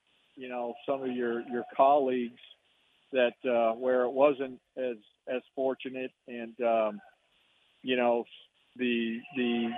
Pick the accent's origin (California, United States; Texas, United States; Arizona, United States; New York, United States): Arizona, United States; Tucson; moved away; Tucson's my hometown. My mom and dad, you know, still live there